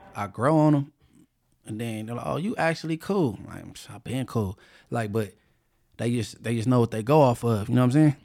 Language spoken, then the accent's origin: English; California, United States; I'm only from California